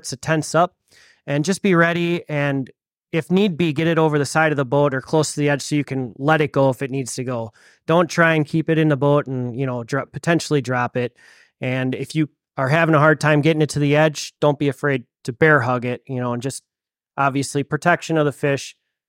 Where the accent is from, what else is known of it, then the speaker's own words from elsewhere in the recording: Eagle River, Wisconsin, United States; I'm from Eagle River, Wisconsin.